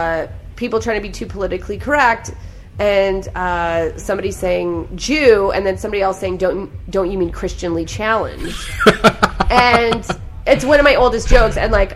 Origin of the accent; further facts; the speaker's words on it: Canada; I think part of the reason I don't have a Netflix special is because I'm Canadian.